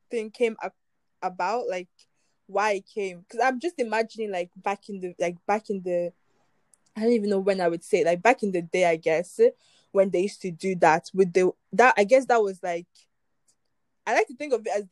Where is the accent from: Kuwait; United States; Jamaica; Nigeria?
Nigeria; Imo; Obviously, I'm from Imo State, so I speak Imo State